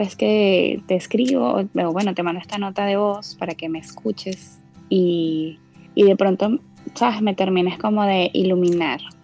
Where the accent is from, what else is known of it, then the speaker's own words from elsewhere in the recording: Venezuela; now in Orlando, United States; soy venezolana, vivo en Orlando, Florida, en Estados Unidos.